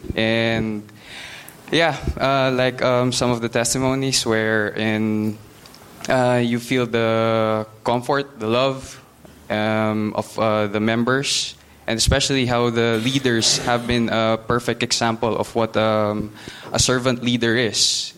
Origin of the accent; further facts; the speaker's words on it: Philippines; moved away as an adult; now in Ireland; I am from the Philippines